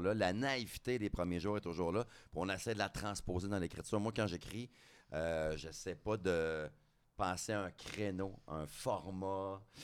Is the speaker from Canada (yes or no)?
yes; Drummondville, Quebec, Canada; je viens de Drummondville